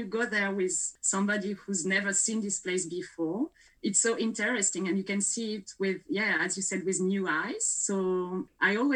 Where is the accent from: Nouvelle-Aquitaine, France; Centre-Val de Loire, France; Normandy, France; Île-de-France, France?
Nouvelle-Aquitaine, France; Basque Country; born or raised there; English is a second language; moved away as an adult; also born or lived in Melbourne, Australia